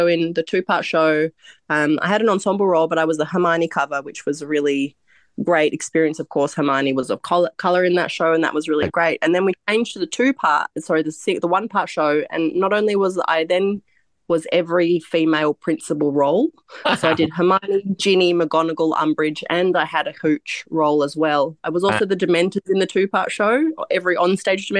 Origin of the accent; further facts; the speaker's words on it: Melbourne, Victoria, Australia; first language Croatian; English is a second language; I was born back here in Melbourne.